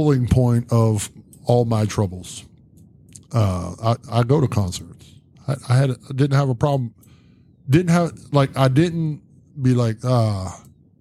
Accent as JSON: {"language": "English", "town": "Zanesville", "region": "Ohio", "country": "United States"}